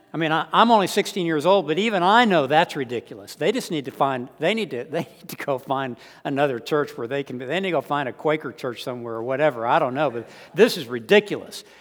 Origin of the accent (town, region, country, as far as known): San Antonio, Texas, United States; born or raised there; moved away as an adult; also born or lived in Austin